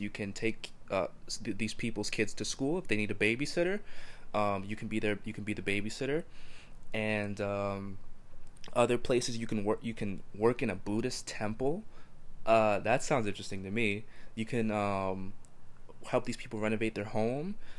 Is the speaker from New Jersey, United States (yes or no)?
yes; New Jersey, United States; In my hometown, there's dirt everywhere